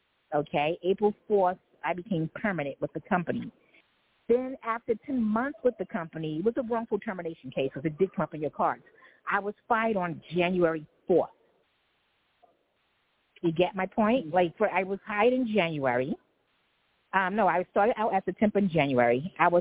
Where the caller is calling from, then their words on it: New York City, New York, United States; calling from Manhattan.